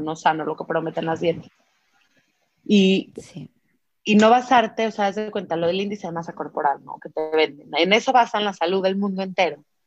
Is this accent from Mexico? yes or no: yes; Mexico; como mexicanos